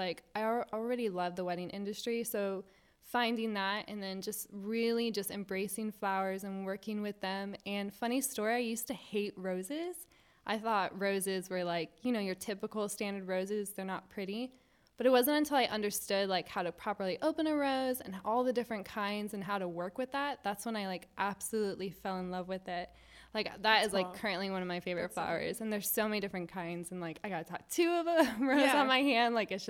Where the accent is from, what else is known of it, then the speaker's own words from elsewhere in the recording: Virginia, United States; now in Jacksonville, United States; No, not originally. Before I moved to Jacksonville, I came from Virginia. So family brought me to Jacksonville, and I've loved it since being here.